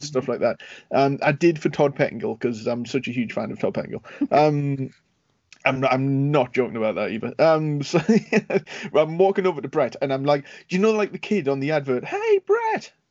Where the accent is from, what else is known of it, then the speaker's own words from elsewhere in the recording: United Kingdom; being a Brit